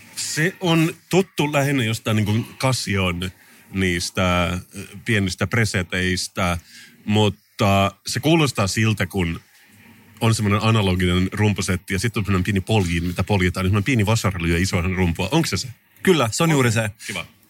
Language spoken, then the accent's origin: Finnish; Finland; mä oon suomenruotsalainen